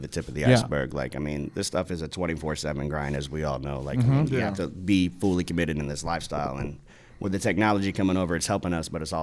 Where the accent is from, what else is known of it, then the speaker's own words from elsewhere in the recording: Indiana, United States; I'm from Indiana